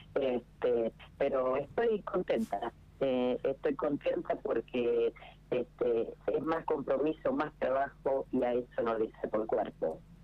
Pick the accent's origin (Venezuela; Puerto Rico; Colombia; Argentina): Argentina; General Pico, La Pampa; es mi territorio, es mi tierra